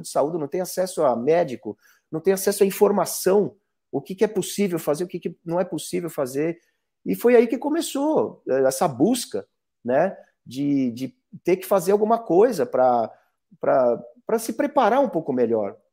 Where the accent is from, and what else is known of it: Brazil